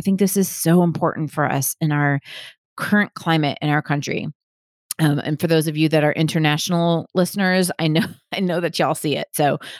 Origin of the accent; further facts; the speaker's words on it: Southern United States, United States; I grew up conservative Christian in the Bible Belt.